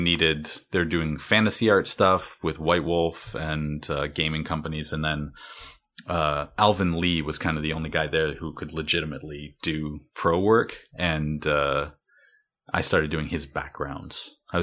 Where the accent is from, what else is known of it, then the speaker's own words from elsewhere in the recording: Port Elgin, Ontario, Canada; A small town called Port Elgin. It's okay. On a cottage country up on Lake Huron.